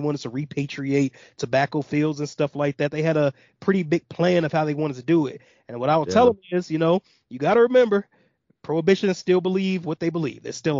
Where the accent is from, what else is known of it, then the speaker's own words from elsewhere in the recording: Midwest, United States; like I said, I'm from the Midwest.